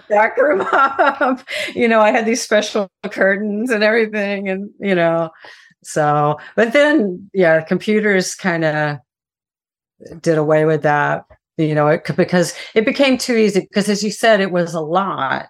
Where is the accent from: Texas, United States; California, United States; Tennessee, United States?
Texas, United States; moved away; I'm from Texas, and my family had a, a farm in Central Texas